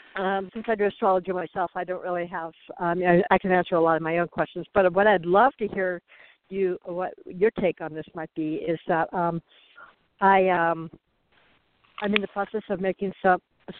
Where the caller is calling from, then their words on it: Arizona, United States; I'm calling from Arizona